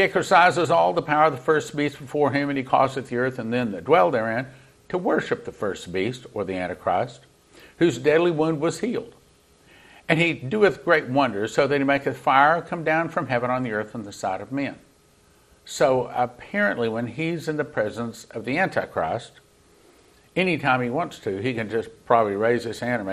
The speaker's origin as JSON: {"language": "English", "region": "Texas", "country": "United States", "said": "being a Texan"}